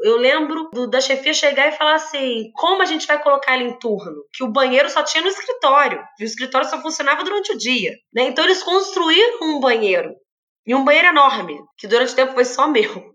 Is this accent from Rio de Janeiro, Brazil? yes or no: yes; Volta Redonda, Rio de Janeiro, Brazil; sou de Volta Redonda, tenho uma siderúrgica muito expressiva